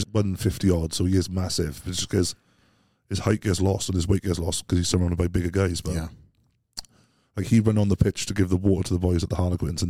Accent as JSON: {"language": "English", "region": "Wales", "country": "United Kingdom", "said": "we're from Wales."}